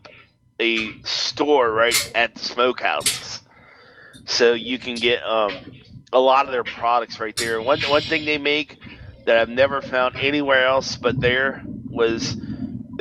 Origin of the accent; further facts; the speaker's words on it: Pennsylvania, United States; now in Ohio, United States; there's a lot of Pennsylvanian transplants here, like myself. I was born in Pennsylvania